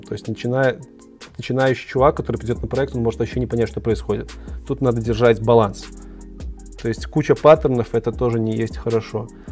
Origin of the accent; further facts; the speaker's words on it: Minsk, Belarus; Я из Беларуси, Минск